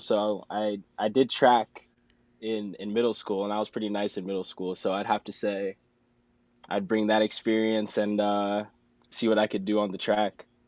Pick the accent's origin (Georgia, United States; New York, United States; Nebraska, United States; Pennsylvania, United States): Nebraska, United States; Lincoln; moved away as an adult; now in Morris, United States; I'm from Lincoln, Nebraska.